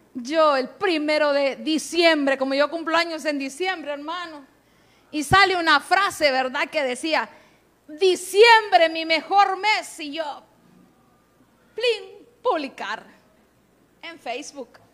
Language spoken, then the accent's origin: Spanish; Honduras; accent: catracho; en buen catracho